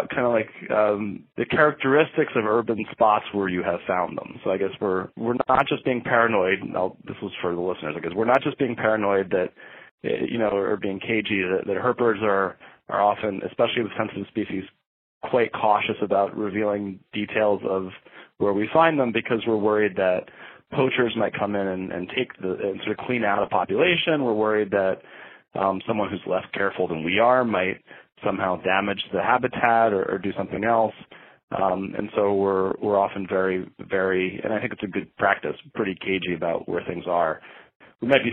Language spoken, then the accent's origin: English; Bexley, Ohio, United States; I grew up in Bexley